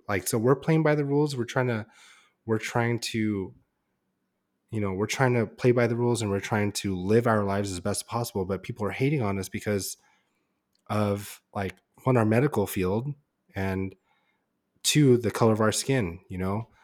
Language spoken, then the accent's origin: English; San Diego, California, United States; we lived and grew up in San Diego